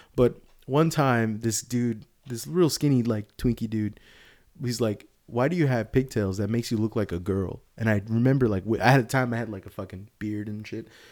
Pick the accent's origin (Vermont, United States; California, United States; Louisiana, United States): California, United States; Sunnyvale; I'm from around here